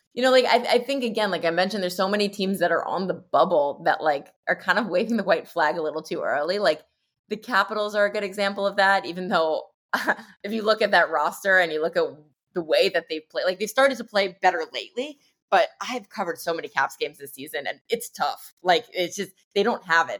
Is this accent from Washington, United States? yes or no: no; New Jersey, United States; I grew up in New Jersey